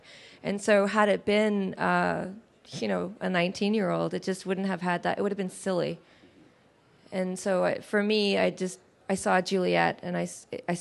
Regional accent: Canada; I'm Canadian. I was born in Canada, but I'm of Arab descent

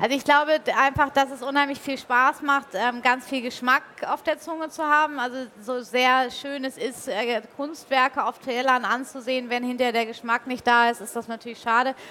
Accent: Hamburg, Germany; also born or lived in Bavaria; bis ich dann irgendwann 96 wieder in Hamburg gelandet bin, was auch meine Heimatstadt ist

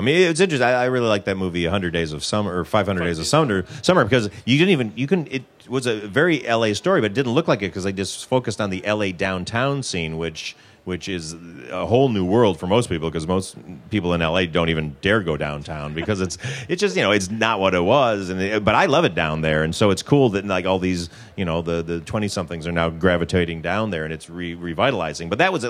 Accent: Detroit, Michigan, United States; I'm from Michigan, so you kind of go with what you know, also.

